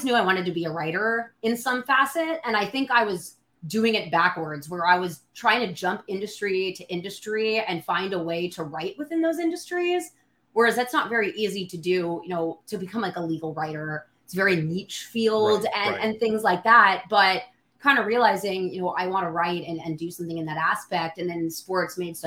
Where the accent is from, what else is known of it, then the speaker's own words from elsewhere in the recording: Bay Area, California, United States; now in New Orleans, United States; I'm from the Bay Area